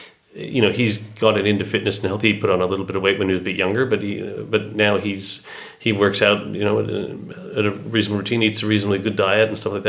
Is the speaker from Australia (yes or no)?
no; Canada; As a Canadian.